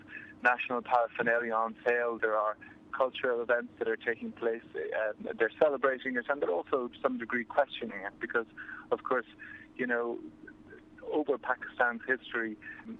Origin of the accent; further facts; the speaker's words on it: Ireland; Yes, I'm Irish